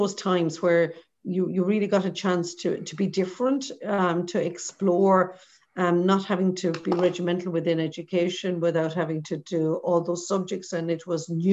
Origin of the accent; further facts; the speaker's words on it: Portumna, County Galway, Ireland; also born or lived in Mountbellew / Abbeyknockmoy; So I grew up in Portumna, on the banks of the Shannon.